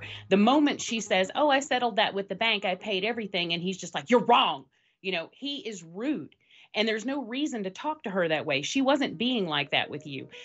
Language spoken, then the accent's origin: English; the South, United States; I'm from the South